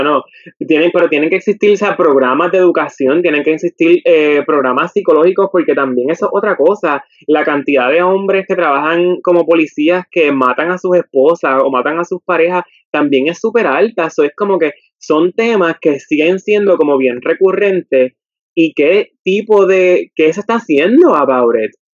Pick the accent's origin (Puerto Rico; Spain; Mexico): Puerto Rico; nosotros aquí en Puerto Rico pues quizá no lo sentimos porque estamos en nuestro país de origen